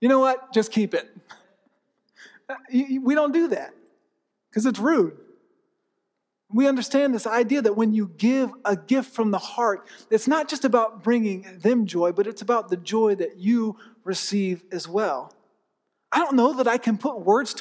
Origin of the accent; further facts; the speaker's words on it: Tampa, Florida, United States; growing up, I grew up in Tampa.